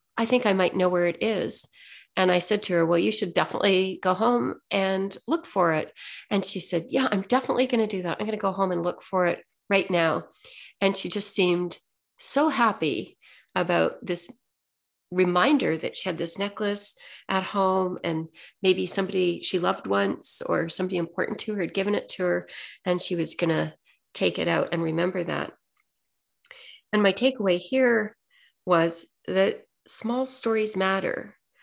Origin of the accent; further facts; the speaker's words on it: Ontario, Canada; I'm from Ontario, it's still a little bit cold there